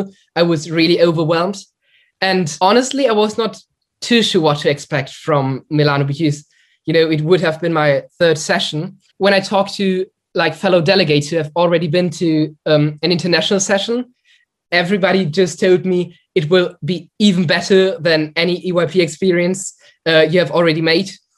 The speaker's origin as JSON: {"language": "English", "country": "Germany", "said": "I'm from Germany"}